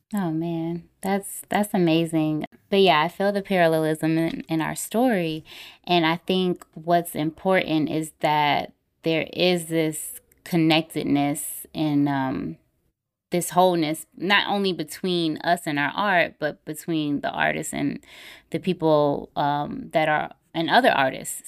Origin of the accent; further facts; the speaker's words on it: Clayton County, Georgia, United States; also born or lived in Henry County, Georgia / Atlanta; I grew up in Clayton County, but I, I went to high school in Henry County, so I went to Stockbridge High School